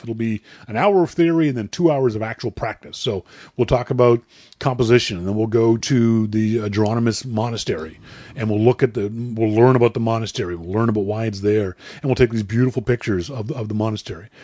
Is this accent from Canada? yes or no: yes; Halifax, Nova Scotia, Canada; now in Vancouver, Canada; Halifax is my first, my hometown